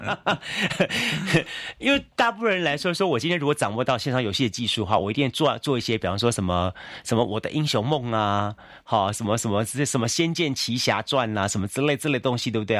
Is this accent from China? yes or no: no; Taiwan; 我们身为台湾人，我们一定要懂台湾